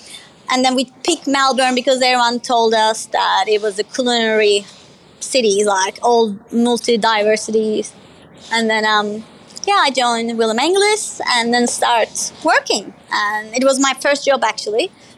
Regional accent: Izmir, Turkey; Well, I was born in Izmir, but my dad is Libyan. So I have a little bit of Middle Eastern in me as well, Libyan. So we grew up Izmir.

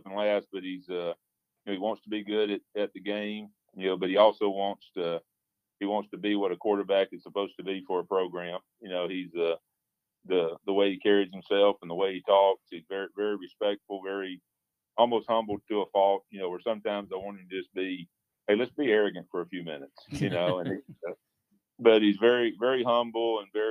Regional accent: Birmingham, Alabama, United States; also born or lived in Clinton, Mississippi; I grew up in Birmingham

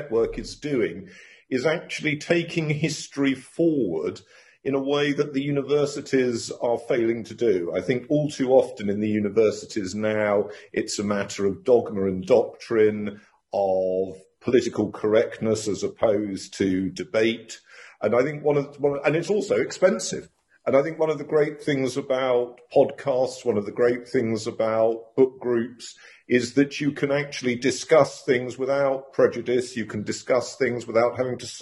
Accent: London, United Kingdom; moved away as an adult; also born or lived in Cambridge / Oxford / Durham / Exeter; I was born in London, grew up there, left home to go to be a student

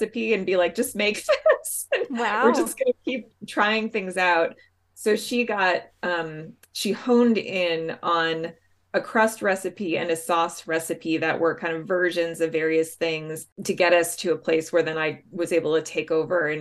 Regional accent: Chicago, Illinois, United States; I grew up in Chicago

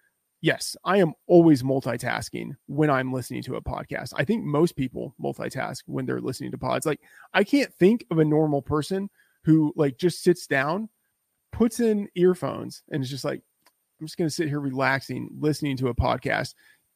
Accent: Texas, United States; I grew up in Texas, so I had a lot of it growing up and in college.

